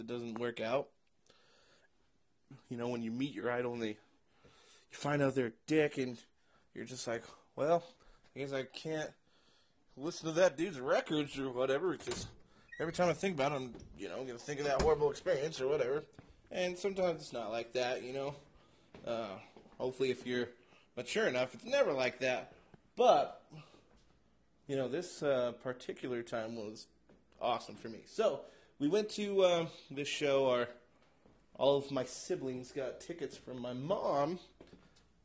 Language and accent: English; Idaho, United States; my hometown in Podunk, Idaho